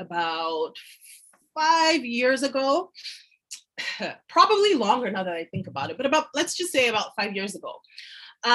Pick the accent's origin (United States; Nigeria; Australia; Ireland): Nigeria; also born or lived in France; now in Canada; moved back to my home country, Nigeria